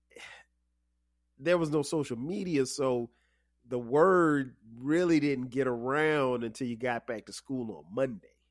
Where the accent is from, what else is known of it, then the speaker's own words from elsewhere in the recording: Florence, South Carolina, United States; Middle school for me in my hometown of Florence, South Carolina, uh, was seventh and eighth grade